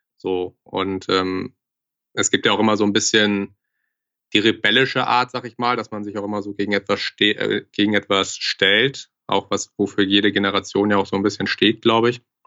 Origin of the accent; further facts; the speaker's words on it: Hamburg, Germany; moved away as an adult; now in Frankfurt, Germany; ich komme gebürtig aus Hamburg, bin jetzt seit knapp zweieinhalb, drei Jahren in Frankfurt